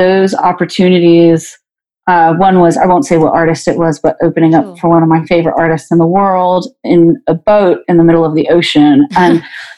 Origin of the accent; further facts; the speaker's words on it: Fresno, California, United States; moved away as an adult; now in Nashville, United States; my hometown of Fresno